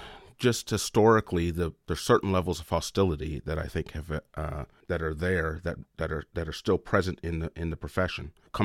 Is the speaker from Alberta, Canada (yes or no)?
no; Lochiel, Nova Scotia, Canada; So I'm from the African Nova Scotian community in Lochiel, Nova Scotia, which is in the Annapolis Valley.